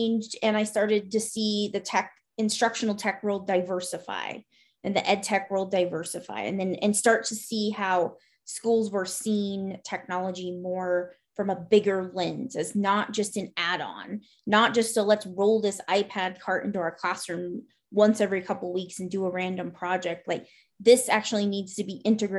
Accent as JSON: {"language": "English", "region": "Montana", "country": "United States", "tie": "born or raised there", "also_born_or_lived": "Florida", "said": "I grew up in Florida the first half of my childhood, and then Montana the second half of my childhood. And then I stayed in Montana as an adult."}